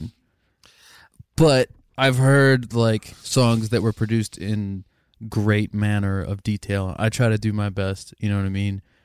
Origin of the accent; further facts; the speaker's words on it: Lancaster, Pennsylvania, United States; growing up in Lancaster